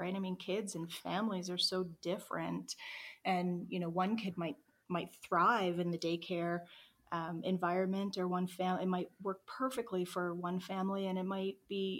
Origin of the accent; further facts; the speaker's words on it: Nova Scotia, Canada; now in Calgary, Canada; neither of us are from Calgary originally. We're from Nova Scotia, originally.